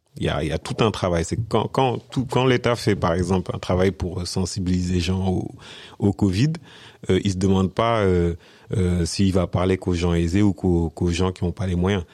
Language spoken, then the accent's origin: French; France; moved away as an adult; also born or lived in Senegal; je suis né, je suis né au Sénégal. Je suis venu en France à l'âge de 6 ans. Et euh, 30 ans après mon arrivée en France, je suis retourné au Sénégal